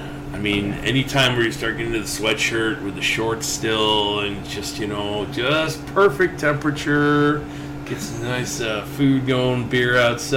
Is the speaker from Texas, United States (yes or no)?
no; Buffalo, New York, United States; now in Bloomington, United States; I'm from Buffalo, New York, originally.